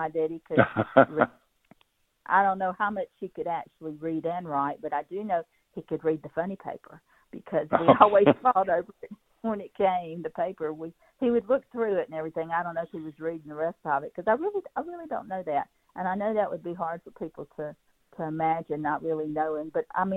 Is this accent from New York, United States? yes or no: no; Petal, Mississippi, United States; also born or lived in Hattiesburg, Mississippi / Madison, Mississippi; now in Chapel Hill, United States; I was raised in Petal, a 2-red-light town